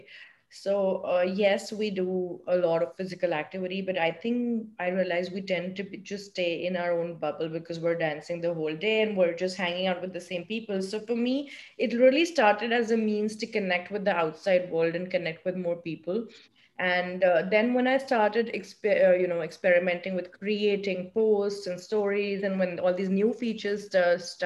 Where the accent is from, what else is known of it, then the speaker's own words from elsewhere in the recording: India; now in New York, United States; I'm from India